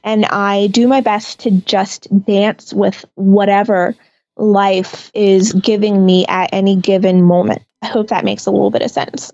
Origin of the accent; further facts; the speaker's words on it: Lake Mary, Florida, United States; I was born here in Lake Mary, Florida